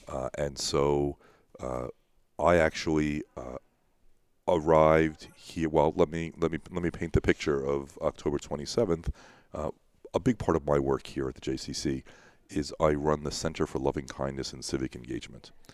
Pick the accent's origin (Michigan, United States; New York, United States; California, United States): New York, United States; Long Island; moved away as an adult; now in Pittsburgh, United States; I grew up on Long Island